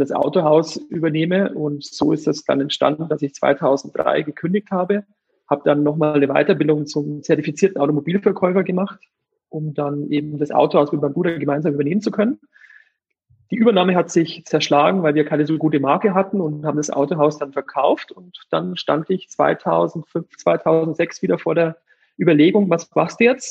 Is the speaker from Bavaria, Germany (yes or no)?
yes; Eichstätt, Bavaria, Germany; also born or lived in Munich; ich komme gebürtig aus der Region von Ingolstadt, aus Eichstätt. Das ist fast der Mittelpunkt von Bayern